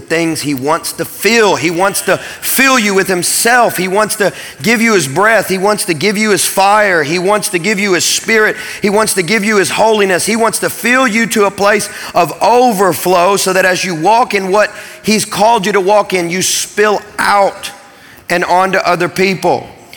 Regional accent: Kentucky, United States; When I was a kid, I grew up in Kentucky

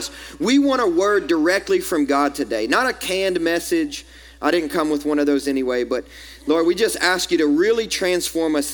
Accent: American South, Southern United States, United States; accent: southern; As an American, my southern accent

